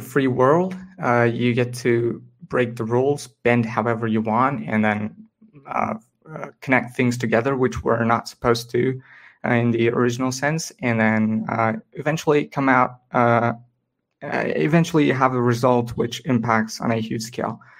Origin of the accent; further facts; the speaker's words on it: India; I'm from India primarily